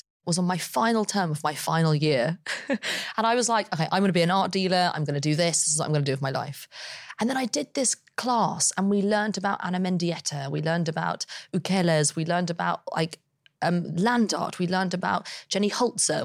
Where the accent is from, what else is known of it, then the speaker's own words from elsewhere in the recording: London, United Kingdom; I grew up in London